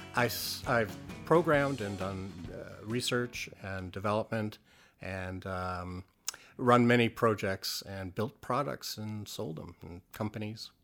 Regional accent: Canada; growing up in Canada

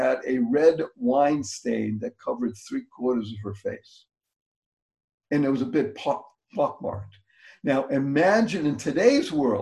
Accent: Boston, Massachusetts, United States; also born or lived in Amsterdam; I came back to my hometown, which is Boston

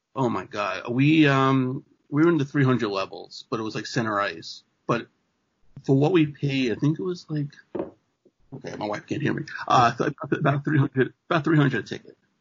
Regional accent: New York City, New York, United States; also born or lived in Buffalo, United States; now in Trumbull, United States; I'm originally from Queens

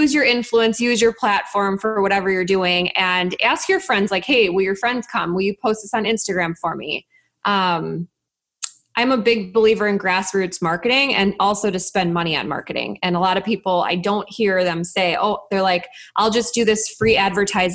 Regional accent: Chicago, Illinois, United States; I'm from Chicago

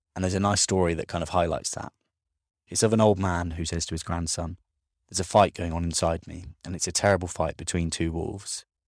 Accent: United Kingdom

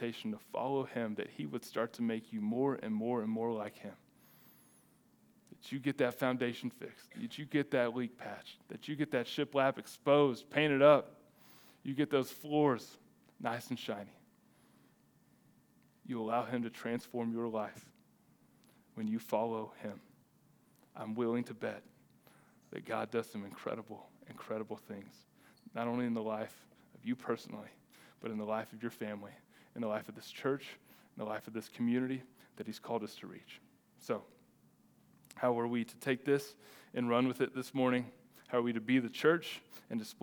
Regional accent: Texas, United States; as a Texan

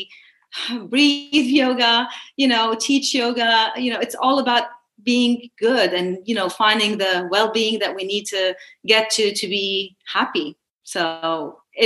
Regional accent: Lebanon; moved away as an adult; also born or lived in Baltimore / Washington, D.C.; now in United States; I'm a Lebanese American. I was born in Lebanon. I was there throughout my childhood

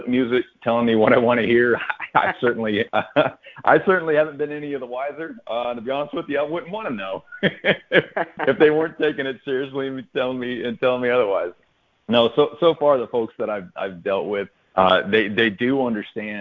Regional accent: Odessa, Texas, United States; I grew up in Odessa, Texas

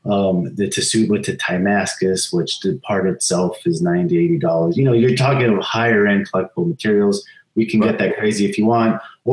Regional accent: California, United States; I actually am. I was born in California when I was two

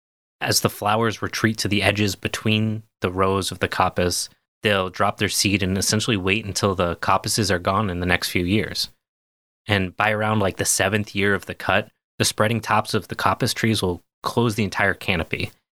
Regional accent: United Kingdom; I mean, that probably makes sense, but cont feels like British. I'm very British.

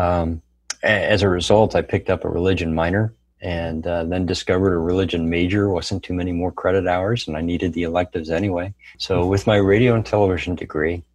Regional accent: Silver Spring, Maryland, United States; moved away as an adult; also born or lived in Bethesda, Maryland / Ohio; spent most of my time in Silver Spring, Maryland, growing up.

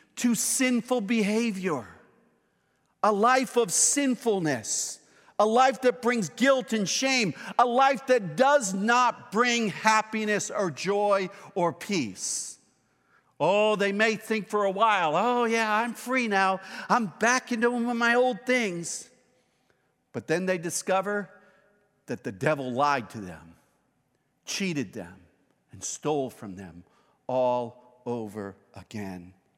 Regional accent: Boston, Massachusetts, United States; moved away; It's my hometown

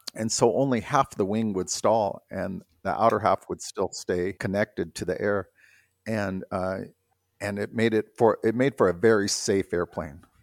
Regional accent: South Bay, California, United States; moved away; everybody that lived in the South Bay there, we kind of all had this little I don't know, I, it was a really good place to grow up

